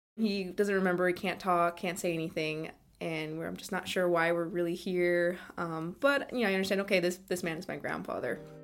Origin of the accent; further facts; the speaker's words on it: East Bay, California, United States; I'm from the East Bay in California